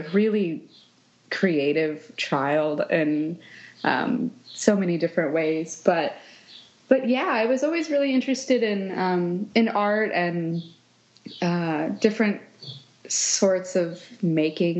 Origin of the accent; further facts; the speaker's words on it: Kansas City, Missouri, United States; also born or lived in Scottsdale, Arizona; I grew up around the Kansas City, Missouri area, and that's where I live now